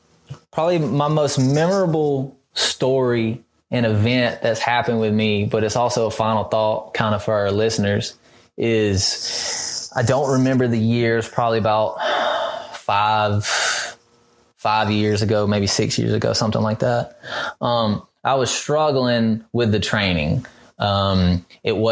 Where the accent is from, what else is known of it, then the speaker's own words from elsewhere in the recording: Mississippi, United States; we're from Mississippi